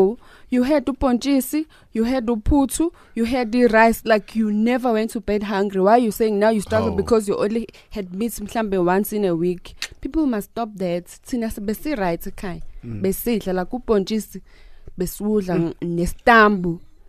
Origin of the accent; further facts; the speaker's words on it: Mandeni, KwaZulu-Natal, South Africa; English is a second language; I grew up in Mandeni